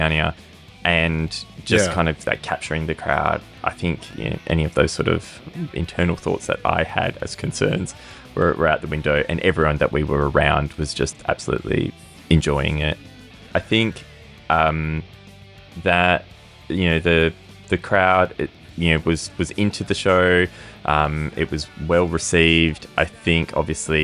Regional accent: Perth, Western Australia, Australia; we've got a little island off the coast of Perth called Rottnest

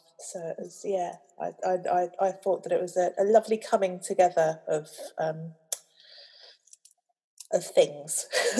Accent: London, United Kingdom; because I am a girl from Clapham

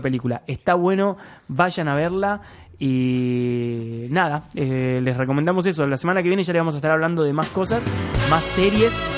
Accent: Córdoba, Argentina; yo soy de Córdoba, crecí en Córdoba.

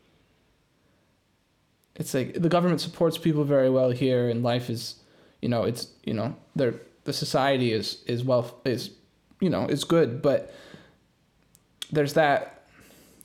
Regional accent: Canada; also born or lived in Tampere, Finland; now in Finland; I come from Canada

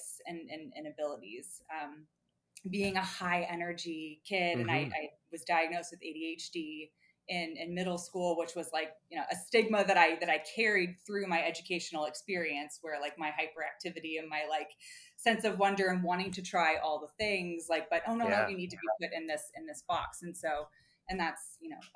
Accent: United States; went to an international business school as an American, I was one of like four Americans

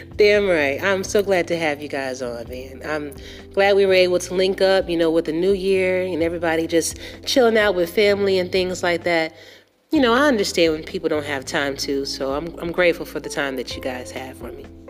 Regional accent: Atlanta, Georgia, United States; I'm actually from Atlanta. I'm, i live in Atlanta, Georgia, born and raised

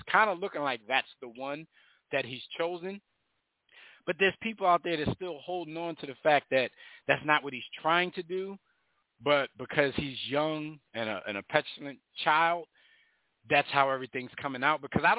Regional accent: Philadelphia, Pennsylvania, United States; we're from Philly.

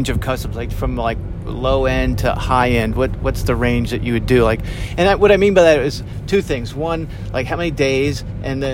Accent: United States; I'm from America

